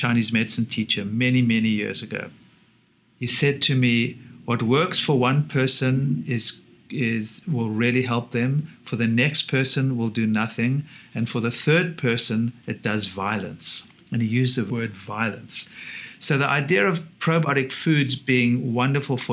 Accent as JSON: {"language": "English", "country": "South Africa", "tie": "born or raised there", "said": "growing up in South Africa is lucky"}